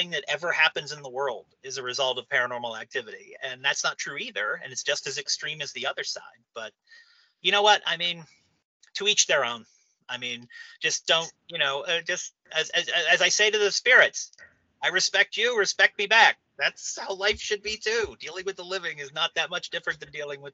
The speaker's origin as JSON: {"language": "English", "town": "New Castle", "region": "Pennsylvania", "country": "United States", "said": "I'm from Newcastle, Pennsylvania"}